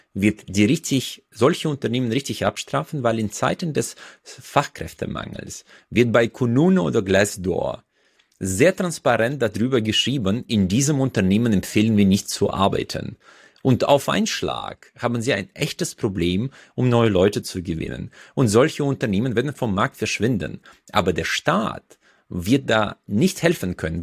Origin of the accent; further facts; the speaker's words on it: Uzbekistan; now in Germany; Usbekistan, wo ich herkomme